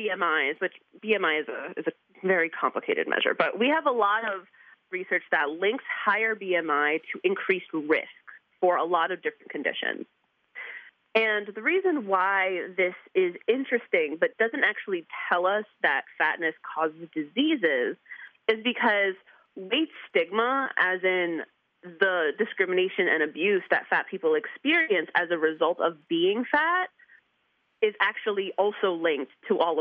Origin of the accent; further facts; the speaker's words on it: New York, United States; I'm from New York